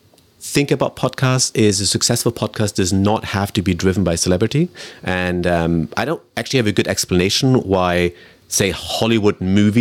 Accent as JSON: {"language": "English", "country": "Germany", "tie": "born or raised there", "also_born_or_lived": "United Kingdom", "moved": "yes", "lives_now": "Vancouver, Canada", "said": "I grew up in Germany and I lived in the UK. I've been in Canada for 10 years"}